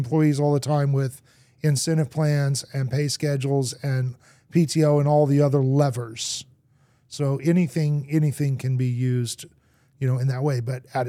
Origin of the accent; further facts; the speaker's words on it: Argentina; I grew up in Argentina. My parents were missionaries, moved there as a little kid. I learned to speak Spanish.